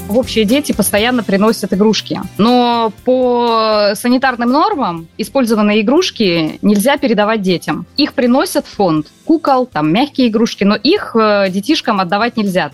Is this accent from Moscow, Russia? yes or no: no; Murmansk Oblast, Russia; now in Voronezh, Russia; Я родилась э, в Мурманской области, переехала 18 лет назад в Воронеж